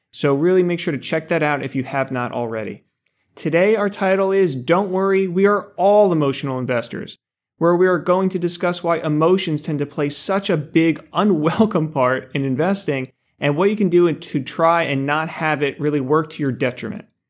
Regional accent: Denville, New Jersey, United States; Ice cream from my hometown, Denville Dairy

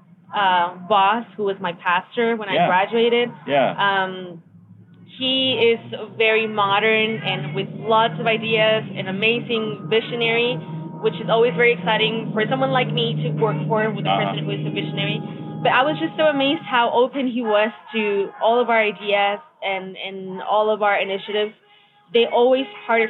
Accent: Mexico; I am from Mexico

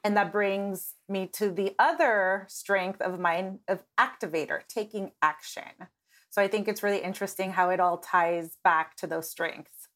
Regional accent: Nebraska, United States; moved away as an adult; now in Los Angeles, United States; moving to Los Angeles from Nebraska about eight years ago

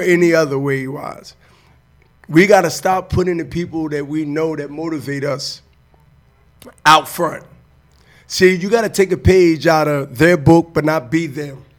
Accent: Diamond Street, Germantown, Pennsylvania, United States; We come from Diamond Street to to to to Germantown

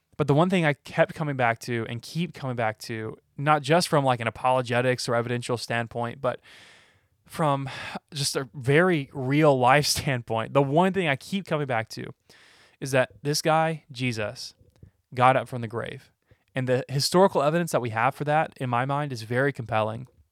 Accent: Alabama, United States; am I a Christian because I was born in Alabama

